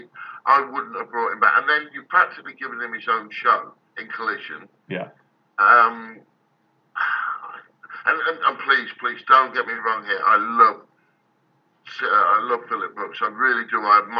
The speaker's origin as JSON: {"language": "English", "country": "United Kingdom", "said": "I'm British"}